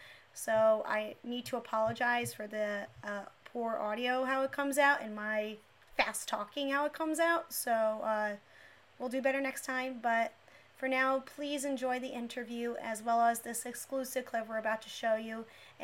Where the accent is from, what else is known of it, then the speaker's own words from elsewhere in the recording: New Jersey, United States; I'm from New Jersey